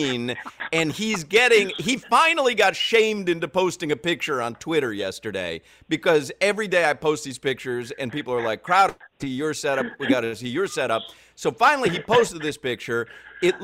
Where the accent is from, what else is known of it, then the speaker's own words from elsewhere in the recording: Chicago, Illinois, United States; moved away; growing up in Chicago.